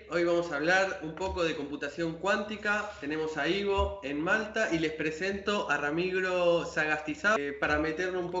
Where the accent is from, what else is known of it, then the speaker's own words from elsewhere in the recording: west of Buenos Aires, Argentina; now in Buenos Aires, Argentina; del, oeste de Buenos Aires … vivo de Capital, ¿no? Porteño.